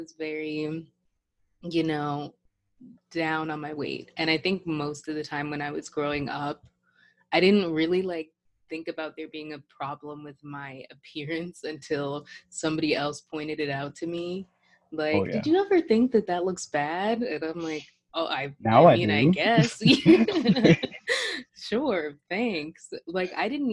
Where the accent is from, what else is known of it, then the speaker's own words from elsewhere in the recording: Woodbridge, Virginia, United States; I grew up in Woodbridge, which is pretty multicultural.